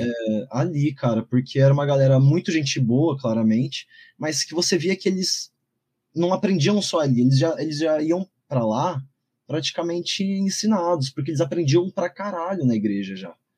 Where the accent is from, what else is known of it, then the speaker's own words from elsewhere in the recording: São Paulo, Brazil; nasci e cresci aqui no Campo Limpo, zona sul de São Paulo